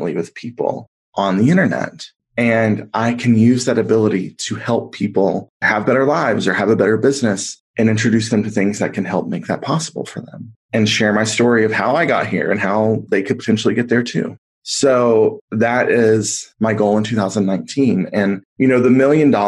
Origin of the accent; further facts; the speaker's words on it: the South, United States; a queer kid growing up in the South